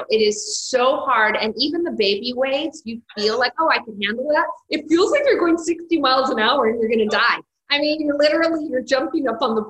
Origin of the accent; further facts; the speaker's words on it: San Francisco, California, United States; I grew up in San Francisco.